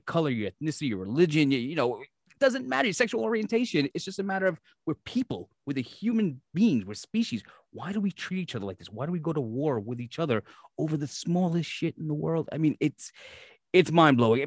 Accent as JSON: {"language": "English", "town": "New York City", "region": "New York", "country": "United States", "tie": "born or raised there", "said": "I grew up in Brooklyn, New York"}